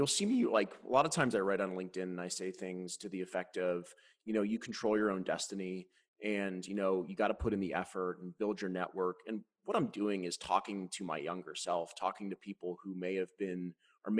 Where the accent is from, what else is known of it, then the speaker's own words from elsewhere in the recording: Cleveland, Ohio, United States; we lived in the Midwest. I'm from Cleveland.